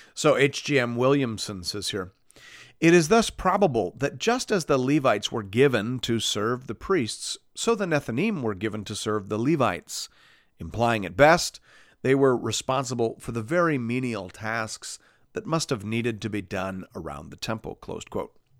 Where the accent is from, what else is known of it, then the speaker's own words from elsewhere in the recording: Canada; as a Canadian